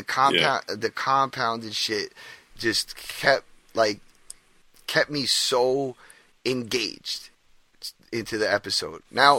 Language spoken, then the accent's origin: English; New York, United States; Yeah, well, I'm from New York. Bagels are like a standard.